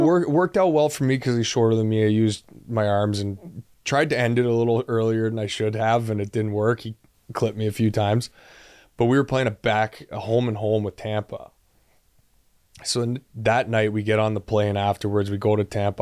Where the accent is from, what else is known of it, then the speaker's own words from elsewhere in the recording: Ottawa, Ontario, Canada; now in Columbus, United States; I'm from Ottawa and nobody I grew up with ever saw me play there